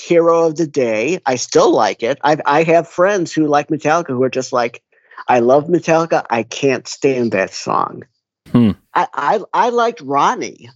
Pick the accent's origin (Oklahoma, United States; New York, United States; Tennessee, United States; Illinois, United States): Illinois, United States; Skokie; It's a suburb called Skokie. It's just north of uh, Chicago